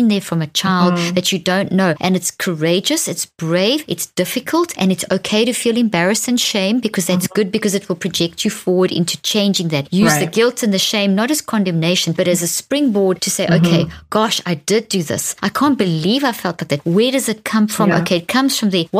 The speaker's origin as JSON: {"language": "English", "country": "South Africa", "tie": "born or raised there", "said": "I grew up in South Africa, the apartheid South Africa"}